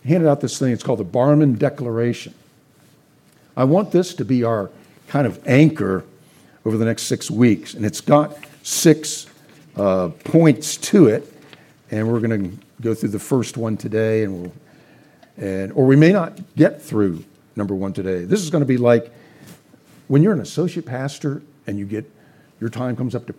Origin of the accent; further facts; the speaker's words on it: Scotland, United Kingdom; I'm a Scot. I want to pull out my William Wallace sword and be Christ against culture.